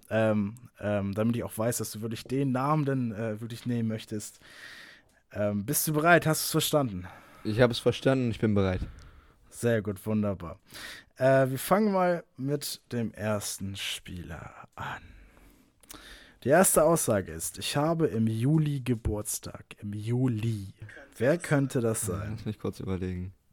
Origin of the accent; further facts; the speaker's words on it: Kiel, Schleswig-Holstein, Germany; Die danach wäre, meine Heimatstadt ist Kiel.